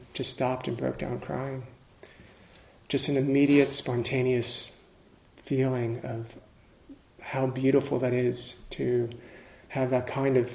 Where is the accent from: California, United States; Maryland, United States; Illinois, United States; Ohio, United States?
Maryland, United States; the Maryland area, United States; I grew up in the Maryland area, and so the Potomac River is right there